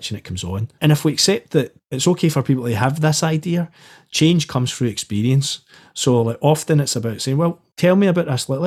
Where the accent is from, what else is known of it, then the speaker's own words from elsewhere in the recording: Glasgow, Scotland, United Kingdom; I grew up in the East End of Glasgow.